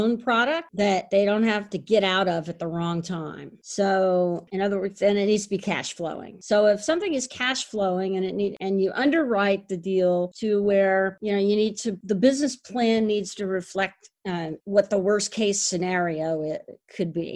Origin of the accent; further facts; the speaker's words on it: Houston, Texas, United States; moved away as an adult; now in New York City, United States; I went down to Houston. And it happens to be my hometown